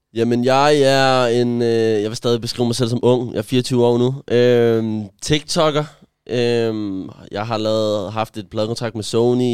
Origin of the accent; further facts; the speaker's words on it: Gentofte, Capital Region of Denmark, Denmark; jeg er vokset op i Gentofte